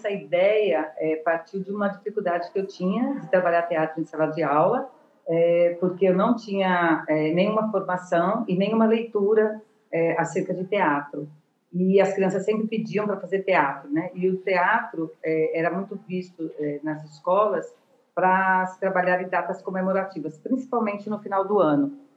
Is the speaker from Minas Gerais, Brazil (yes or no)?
no; São Paulo, Brazil; now in Natal, Brazil; É, eu sou de São Paulo, mas moro em Natal há 27 anos.